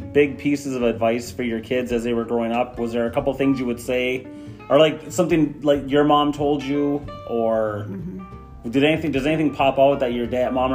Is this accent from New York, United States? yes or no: no; Chassell, Michigan, United States; I'm from Chastel originally